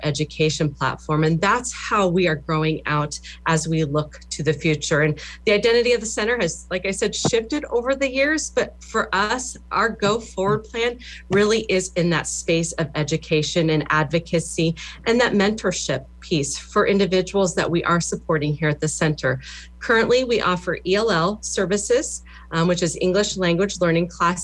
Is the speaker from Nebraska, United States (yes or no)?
yes; Alliance, Nebraska, United States; moved away as an adult; now in Lincoln, United States; I grew up in Western Nebraska, Alliance, Nebraska.